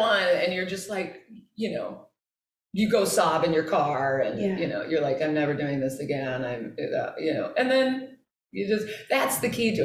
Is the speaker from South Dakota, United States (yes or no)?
no; Kansas City, Missouri, United States; moved away as an adult; I'm from Kansas City